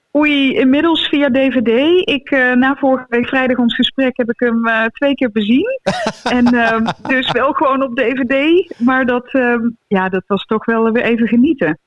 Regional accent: North Brabant, Netherlands; ik kom uit het, eh, uit het Brabantse land

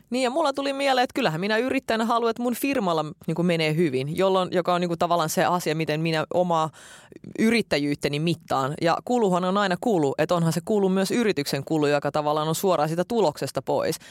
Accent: Finland; Silloin kun me muutettiin Suomeen, mä olin silloin kahdeksanvuotias

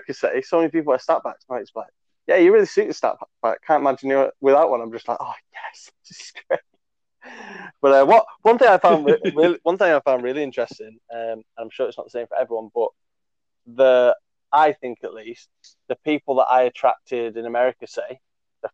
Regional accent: England, United Kingdom; as English people

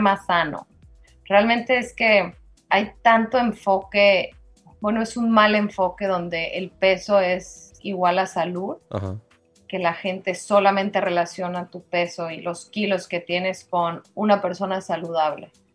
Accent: Durango, Mexico; now in Mérida, Mexico; Soy duranguense de corazón

